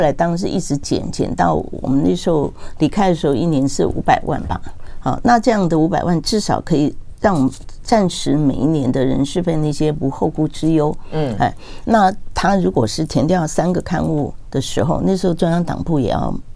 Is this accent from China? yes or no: no; Taiwan; 我自己是眷村长大，所以那个，但我现在是本省人，所以我台语